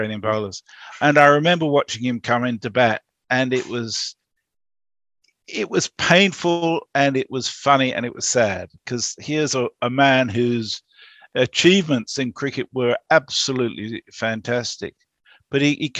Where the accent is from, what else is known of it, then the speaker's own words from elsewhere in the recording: England, United Kingdom; moved away as an adult; I grew up in England until I was about 19.